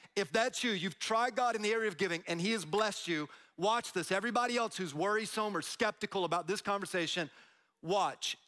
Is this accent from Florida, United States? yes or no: yes; Tampa, Florida, United States; I'm from Tampa